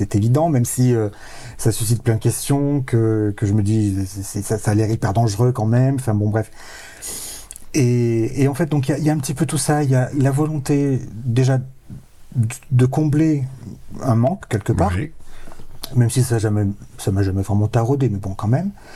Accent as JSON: {"language": "French", "region": "Provence-Alpes-Côte d'Azur", "country": "France", "tie": "born or raised there", "said": "j'ai grandi dans les Hautes-Alpes"}